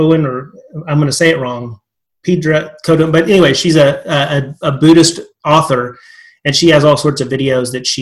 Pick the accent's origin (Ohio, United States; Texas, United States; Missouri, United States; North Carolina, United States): Texas, United States; West; I'm a good old Texas boy from that perspective, West Texas